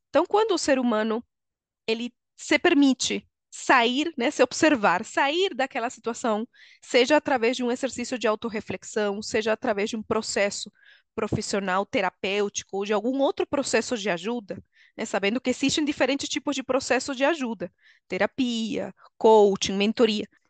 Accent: Venezuela; Portuguese is a second language; moved away as an adult; now in Brazil; Sou venezuelana, moro no Brasil há 13 anos

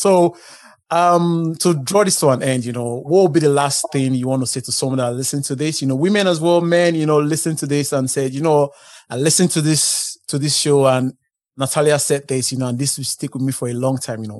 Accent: Nigeria; moved away; Because I'm originally from Nigeria

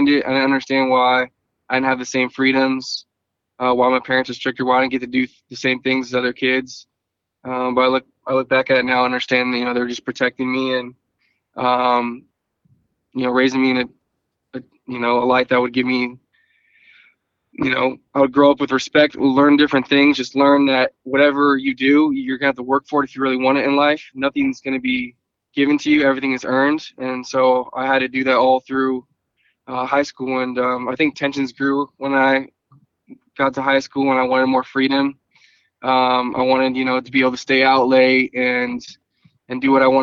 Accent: Thousand Oaks, California, United States; I was born in Thousand Oaks, California. My parents specifically chose to raise me in that area

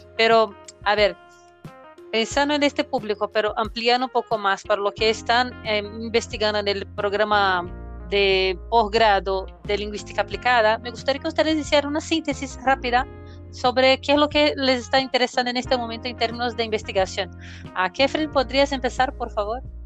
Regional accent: Brazil; nosotros como profesores brasileños

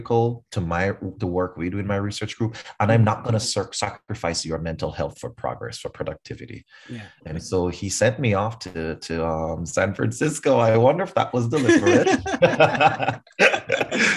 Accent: Kingston, Jamaica; moved away; I grew up in Kingston, Jamaica.

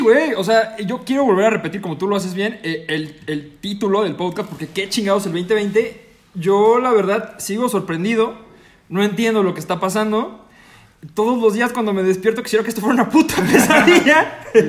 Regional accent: Mexico

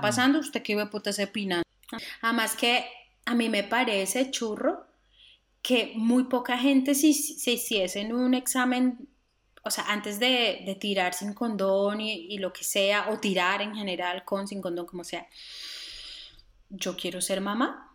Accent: Cartago, Valle del Cauca, Colombia; nosotros en Cartago

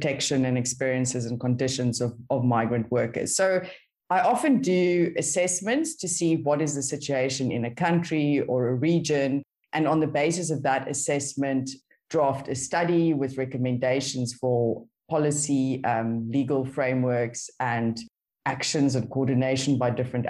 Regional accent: Stellenbosch, Western Cape, South Africa; now in Cape Town, South Africa; I am based in Cape Town in South Africa. I am South Africa. Grew up in Stellenbosch.

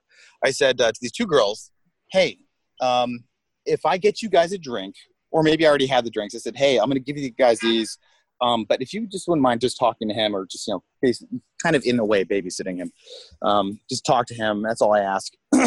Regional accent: United States; because he's American. I'm American too. I just make us look bad.

